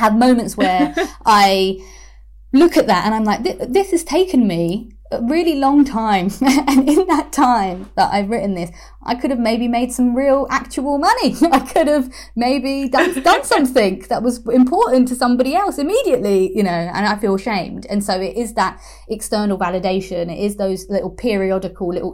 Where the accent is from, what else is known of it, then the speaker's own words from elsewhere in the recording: London, United Kingdom; I grew up in East London